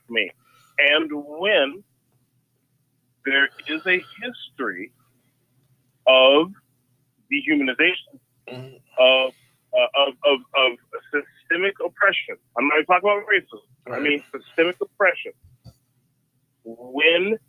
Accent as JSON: {"language": "English", "town": "Ottumwa", "region": "Iowa", "country": "United States", "tie": "born or raised there"}